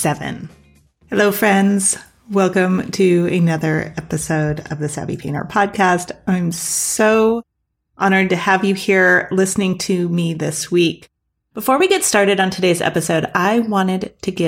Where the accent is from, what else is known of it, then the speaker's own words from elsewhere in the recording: Claremont, California, United States; Growing up in Claremont, California, we were very close to the Claremont colleges